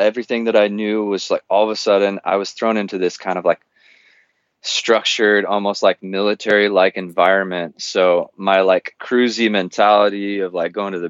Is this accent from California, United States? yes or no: yes; Southern California, United States; I grew up in Southern California, kind of the stereotypical SoCal dude